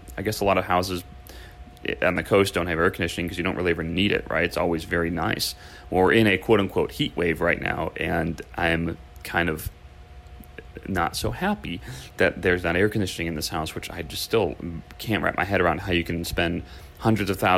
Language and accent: English; Chicago, Illinois, United States; now in California, United States; I grew up in Chicago, the Midwest